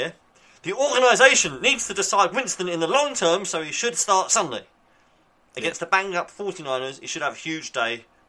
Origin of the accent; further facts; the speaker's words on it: England, United Kingdom; We're English. We're English.